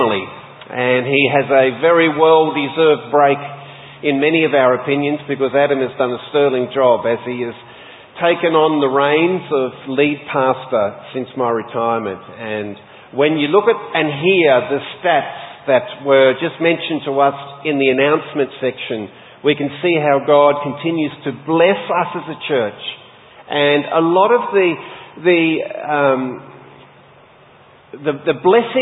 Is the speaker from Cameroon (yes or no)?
no; Sheffield, Tasmania, Australia; I was born and raised in Sheffield, Tasmania.